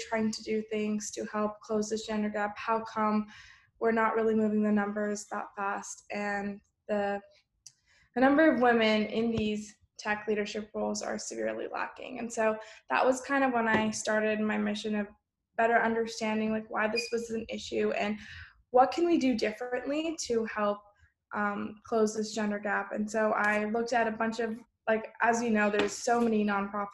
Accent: Bay Area, California, United States; growing up in the Bay Area

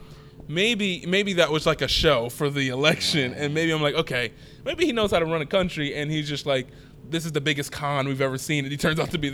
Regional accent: Philadelphia, Pennsylvania, United States; Even though I grew up in Philadelphia, Pennsylvania

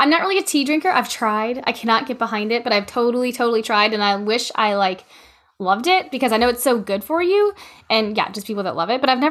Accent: Louisiana, United States; I don't know if it's just because I'm from Louisiana and the air is like stagnant and everything is like brown.

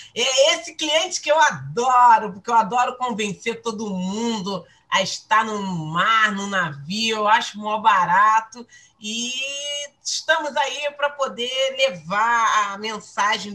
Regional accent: Rio de Janeiro, Brazil; eu sou uma carioca da gema

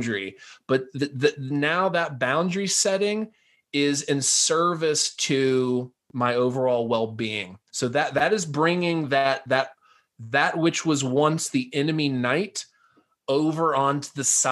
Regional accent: the South, United States; I'm a Southerner by birth

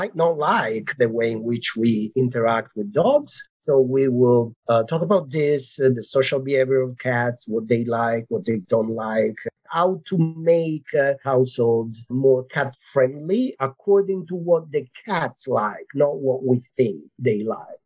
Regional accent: Italy; English is a second language; moved away as an adult; also born or lived in Barcelona, Spain; now in Pennsylvania, United States; I am originally from Italy. I did my studies there, and then I moved to Spain, to Barcelona, for my PhD and master's.

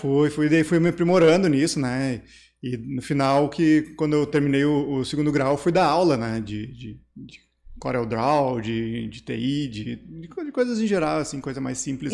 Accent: Três Coroas, Rio Grande do Sul, Brazil; also born or lived in Taquara / São Francisco / Candelária; Eu nasci em Taquara, morei minha vida inteira em Três Coroas

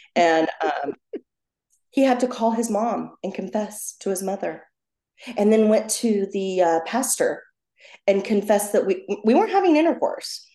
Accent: New York, United States; moved away as an adult; now in Southern California, United States; I'm from New York

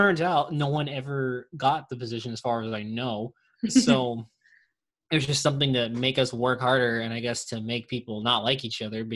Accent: New Jersey, United States; also born or lived in Tucson, Arizona; I'm from New Jersey

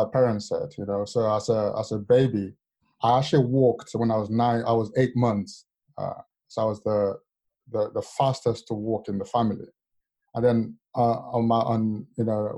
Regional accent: Lagos, Nigeria; moved away; also born or lived in London / Warwick; as a child growing up in Lagos

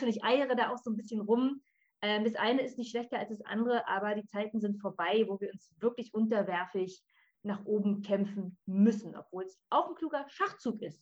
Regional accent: Berlin, Germany; ich komme aus Berlin.

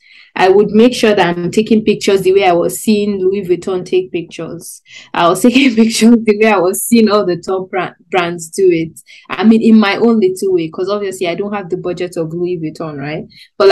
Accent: Nigeria; I'm also a young Nigerian

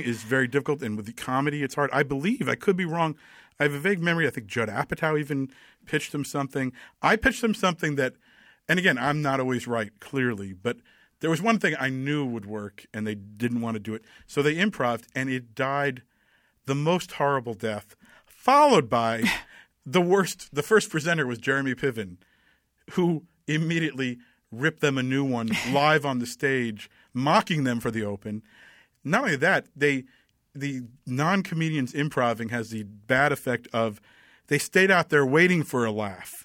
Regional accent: Tenafly, New Jersey, United States; also born or lived in New York City / Los Angeles, California; now in California, United States; I grew up in Tenafly, New Jersey

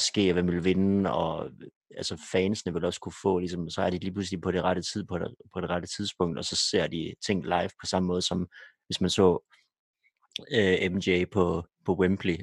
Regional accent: Denmark; som danskere

